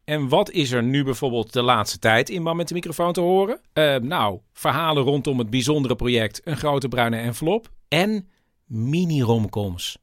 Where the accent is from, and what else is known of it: Friesland, Netherlands; now in Amsterdam, Netherlands